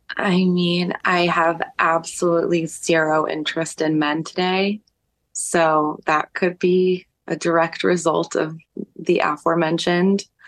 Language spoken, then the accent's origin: English; New York City, New York, United States; when you're growing up in New York, it feels like you're in the center of the world